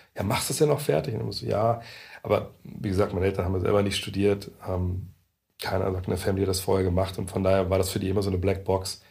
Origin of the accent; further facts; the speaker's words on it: Lower Saxony, Germany; moved away; also born or lived in Frankfurt; als Niedersachse und, und äh, Sohn eines, eines Elektrikers und einer, einer Hausfrau